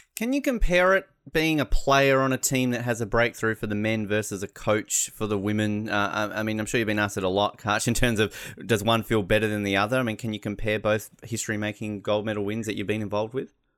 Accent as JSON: {"language": "English", "country": "Australia", "said": "As an Australian"}